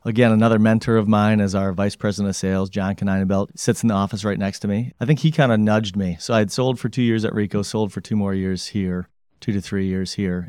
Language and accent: English; Grand Rapids, Michigan, United States; also born or lived in Bloomington, Indiana / Detroit, Michigan; born and raised in Grand Rapids, Michigan